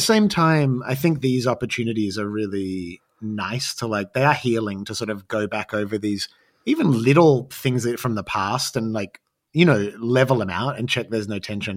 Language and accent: English; Australia; growing up as an Australian artist